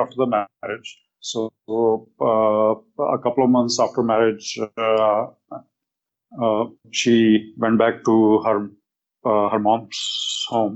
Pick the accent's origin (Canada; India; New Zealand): India; moved away as an adult; now in United States; I'm from India